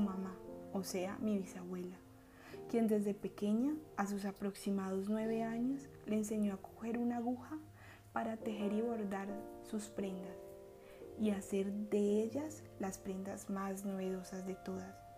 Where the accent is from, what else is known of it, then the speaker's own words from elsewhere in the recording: Miranda, Cauca, Colombia; mi pueblo natal, Miranda Cauca